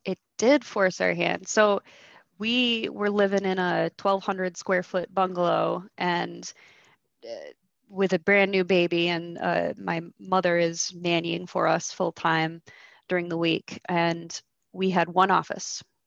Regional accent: Michigan, United States; I was born and raised in Michigan

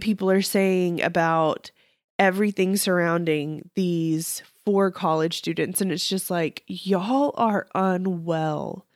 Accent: Texas, United States; being a Texan

